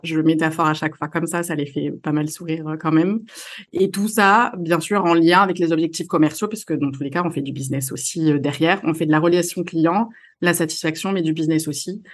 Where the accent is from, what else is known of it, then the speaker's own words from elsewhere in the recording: Marseille, Provence-Alpes-Côte d'Azur, France; moved away as an adult; now in Lille, France; je suis marseillaise, marseillaise d'origine, mais je vis à Lille depuis